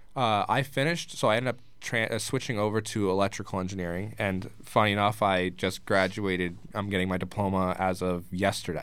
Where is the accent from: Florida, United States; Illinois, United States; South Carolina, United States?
Florida, United States; Fort Lauderdale; moved away as an adult; now in Danbury, United States; I was born and raised in Fort Lauderdale